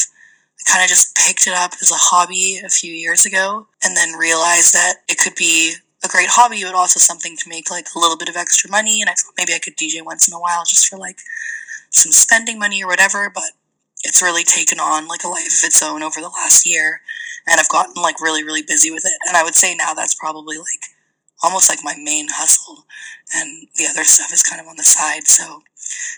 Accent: Calgary, Alberta, Canada; moved away as an adult; also born or lived in England / Hong Kong; now in Toronto, Canada; I was born in England, and I grew up in Hong Kong until I was about 10 years old, and then I moved to Calgary, where I lived for a very long time.

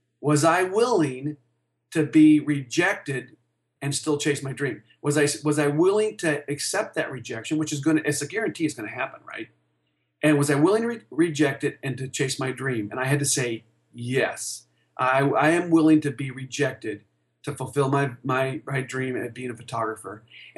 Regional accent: Tucson, Arizona, United States; now in Denver, United States; he basically told me to go back to Tucson. So I was from Tucson moving to Denver, and I had mentioned that to him. And he said, young man, you should move back to Tucson.

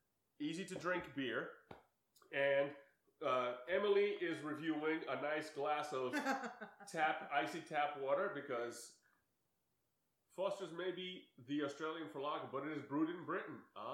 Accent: Seligenstadt, Hesse, Germany; moved away; I was born in Seligenstadt, which is a town of 35,000 people, which is so basically the size of Teaneck, and they had three breweries in the town.

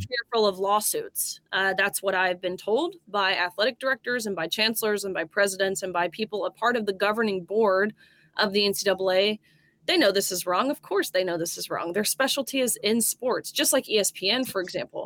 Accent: Tennessee, United States; I'm a Tennessean, I'm from Tennessee

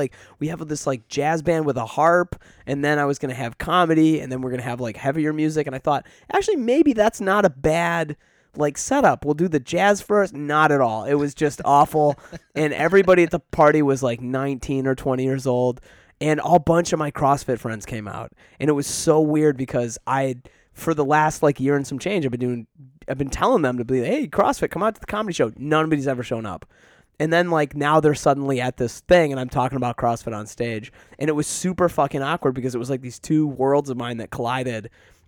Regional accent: Detroit, Michigan, United States; now in Chicago, United States; I grew up in Metro Detroit, Michigan, like, with a family that's fucking wonderful, and I am not there to support them at all. Like, I'm here in Chicago.

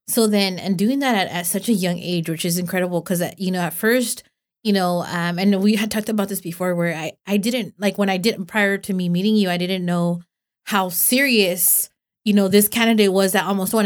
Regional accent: Los Banos, California, United States; I'm from Los Vanos

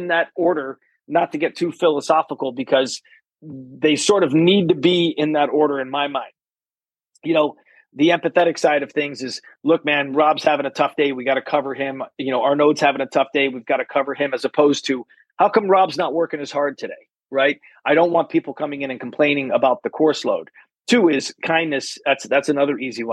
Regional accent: East Coast, United States; now in Kansas City, United States; I'm from the East Coast.

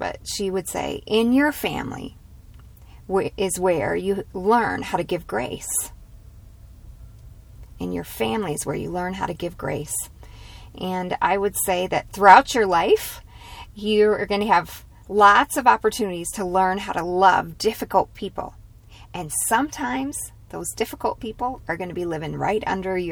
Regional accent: United States; as American women

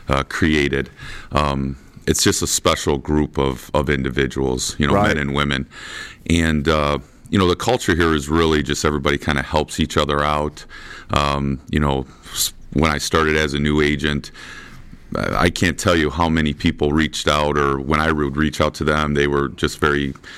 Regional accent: Washington, Michigan, United States; I'm from Washington, Michigan

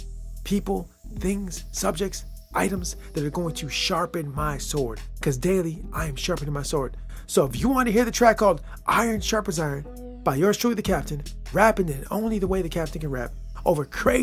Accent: United States; My home country, my homeland, America

